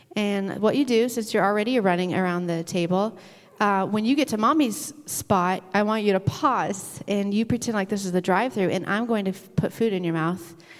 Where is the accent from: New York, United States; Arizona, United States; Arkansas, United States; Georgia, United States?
Arkansas, United States; now in Michigan, United States; when I was growing up in Arkansas